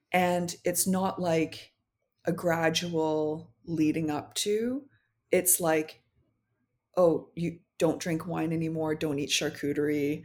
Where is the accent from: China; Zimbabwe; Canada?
Canada; North Vancouver, British Columbia; also born or lived in Paris; I grew up in North Vancouver, so it was, uh, predominantly, like, white people